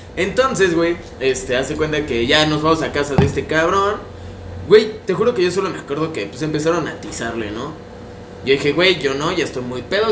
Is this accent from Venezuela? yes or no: no; Mexico; yo soy de Cuapa, toda mi vida estoy en Cuapa, soy súper cuapeño